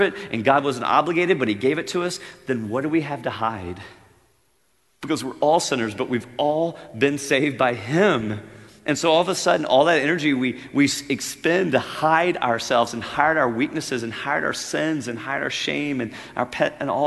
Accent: Louisiana, United States; I'm a redneck. I grew up in Louisiana on a farm

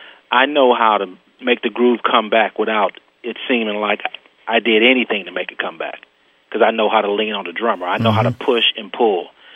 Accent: Oakland, California, United States; I'm from Oakland, California

